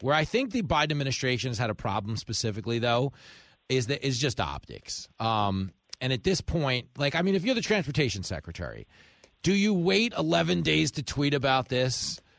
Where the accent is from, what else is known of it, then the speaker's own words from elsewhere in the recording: New York, United States; I'm from New York